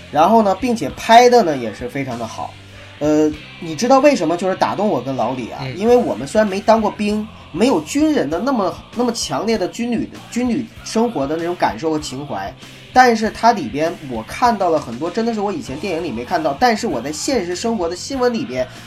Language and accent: Chinese; China; 每个人就是只要是在大陆成长的人，呃，九零后我不太清楚，但是七零后和八零后，我能很肯定的说，我们从小是接受爱国主义教育长大的